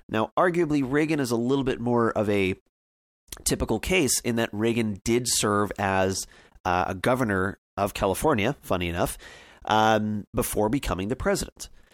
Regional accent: Canada

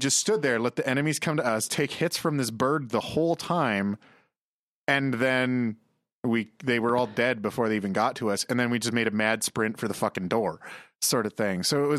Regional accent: Wisconsin, United States; I'm from Wisconsin, which is like a Canada-like in the States.

